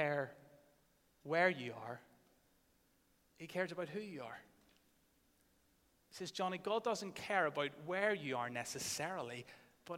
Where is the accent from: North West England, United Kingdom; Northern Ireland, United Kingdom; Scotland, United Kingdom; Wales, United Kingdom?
Northern Ireland, United Kingdom; many of us growing up in Northern Ireland